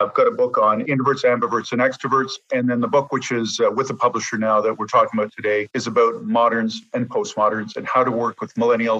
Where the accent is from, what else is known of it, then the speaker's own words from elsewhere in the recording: Toronto, Ontario, Canada; moved away as an adult; also born or lived in Los Angeles / Boston / Oxford / Regina; now in Montreal, Canada; I grew up in Toronto, went to school in LA and Boston at USC and Harvard, and then came back and worked for IBM for 11 years in Toronto, Regina and Hamilton